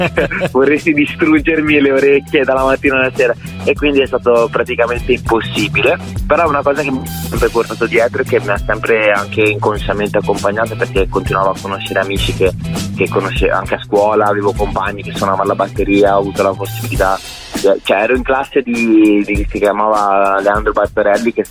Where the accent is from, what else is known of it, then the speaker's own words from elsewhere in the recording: Livorno, Tuscany, Italy; now in Verona, Italy; io non sono originario di qua, sono originario di Livorno.